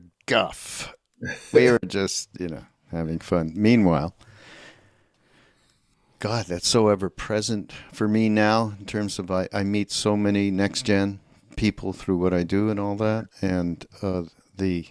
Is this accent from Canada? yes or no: yes; Canada; I'm from Canada, so you have to understand we are a different breed